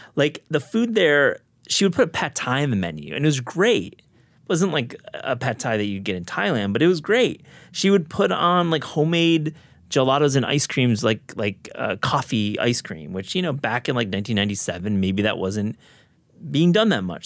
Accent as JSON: {"language": "English", "town": "Kalamazoo", "region": "Michigan", "country": "United States", "tie": "born or raised there", "also_born_or_lived": "New York City, United States", "moved": "yes", "said": "my hometown of Kalamazoo"}